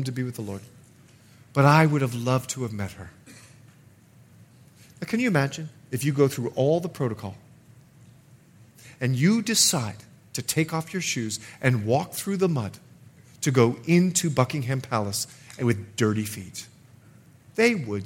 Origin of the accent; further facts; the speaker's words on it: Bahamas; moved away; I'm from the Bahamas